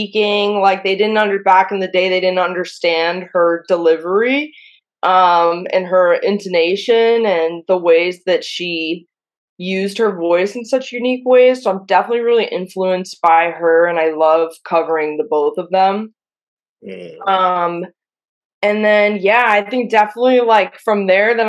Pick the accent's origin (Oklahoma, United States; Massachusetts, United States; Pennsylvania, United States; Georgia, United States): Pennsylvania, United States; Pittsburgh; now in New York, United States; I'm from Pittsburgh